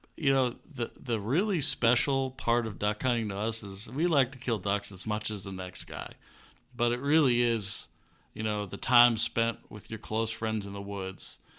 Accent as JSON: {"language": "English", "country": "United States", "tie": "born or raised there", "said": "I grew up hiding in the Chesapeake Bay"}